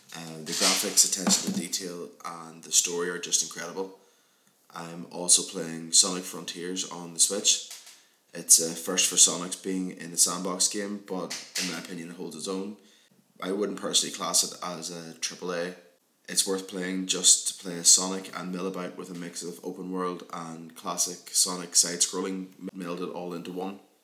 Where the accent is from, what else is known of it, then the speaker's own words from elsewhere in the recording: Armagh, Northern Ireland, United Kingdom; my hometown Armagh